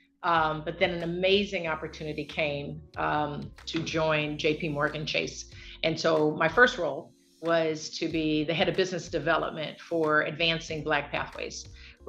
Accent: Los Angeles, California, United States; I'm from Los Angeles

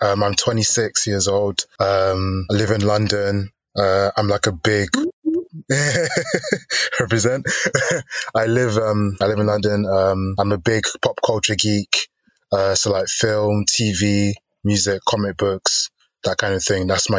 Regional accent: Nigeria; I'm Nigerian, so I'm part of the Yoruba tribe.

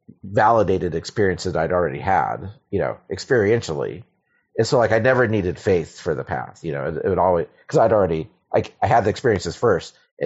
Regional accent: Silver Spring, Maryland, United States; Maryland, mostly. Yeah.

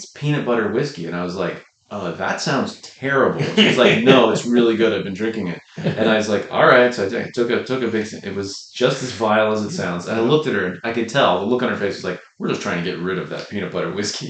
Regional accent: United States; Which we're American

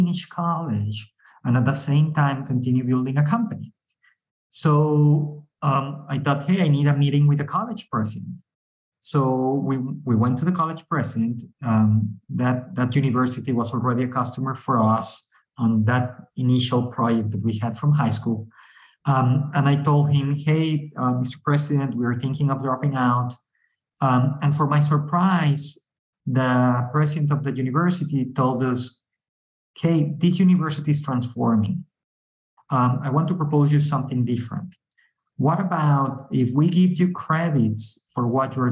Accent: Mexico; We are from Mexico

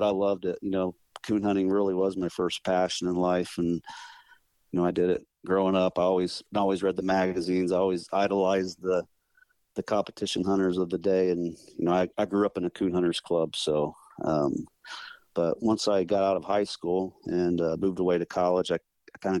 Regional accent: Bourbon, Indiana, United States; I'm from Northern Indiana, small town, Bourbon, Indiana. That's where I live now.

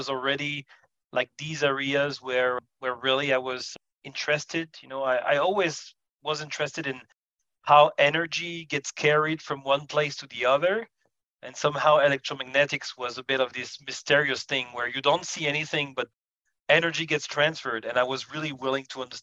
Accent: Paris suburbs, Île-de-France, France; I was born in Paris suburbs, and I spent a good time of my life there. I received education also in that area

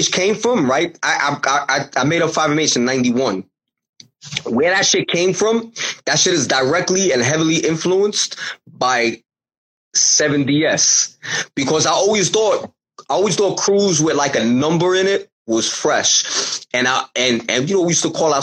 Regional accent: New York City, New York, United States; I grew up in Bensonhurst.

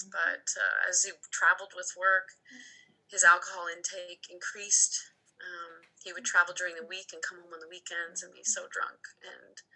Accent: Ontario, Canada; moved away as an adult; now in Alberta, Canada; I moved out west with my sister in 06. We moved from Ontario to um, Alberta, and we just wanted to go on an adventure.

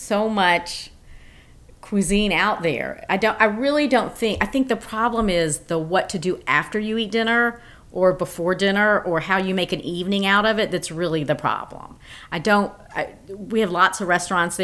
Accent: Memphis, Tennessee, United States; now in Dunwoody, United States; I grew up in Memphis, Tennessee

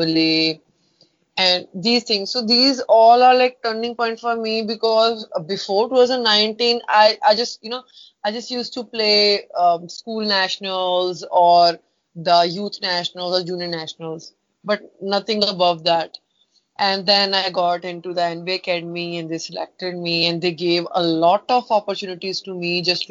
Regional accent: Punjab, India; moved away as an adult; Yeah, I'm in Punjab. So now I'm staying at my hometown.

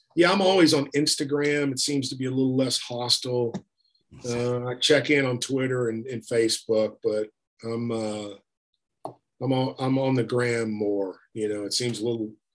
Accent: Beaumont, Texas, United States; I'm from Beaumont, Texas

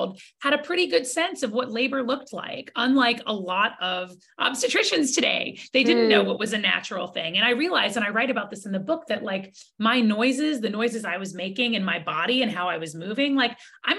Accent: Georgia, United States; as a kid growing up in Georgia with like abstinence only education

